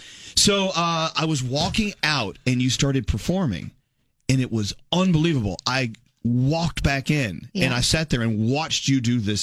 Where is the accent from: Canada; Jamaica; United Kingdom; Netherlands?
United Kingdom; Scotland; You know, I'm Scottish, I cry.